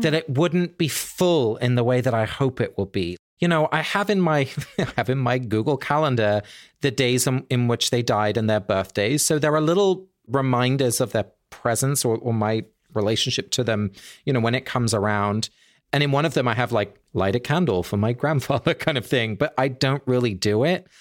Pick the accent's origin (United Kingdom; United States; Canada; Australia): United Kingdom; England; I grew up in England